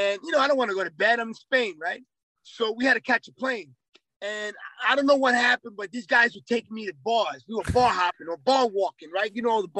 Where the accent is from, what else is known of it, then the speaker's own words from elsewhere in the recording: New York City, New York, United States; I'm from New York City.